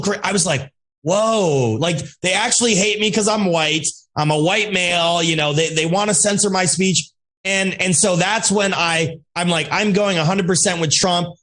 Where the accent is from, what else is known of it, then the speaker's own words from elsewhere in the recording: Alaska, United States; also born or lived in Russia; I grew up in Alaska